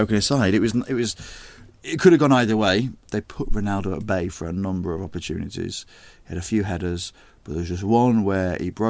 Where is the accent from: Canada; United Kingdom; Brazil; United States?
United Kingdom; England; I'm not Welsh anymore. I'm English. I've always been.